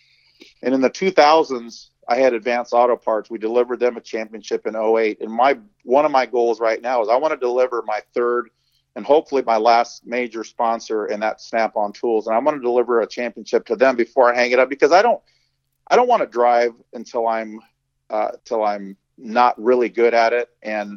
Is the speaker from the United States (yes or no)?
yes; Torrance, California, United States; also born or lived in San Pedro / Harbor City; I grew up in South Torrance, man, San Pedro and San Pedro, as the Mexicans say, and Harbor City.